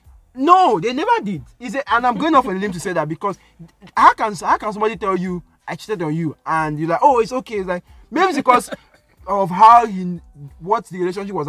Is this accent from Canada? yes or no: no; Nigeria; I'm Nigerian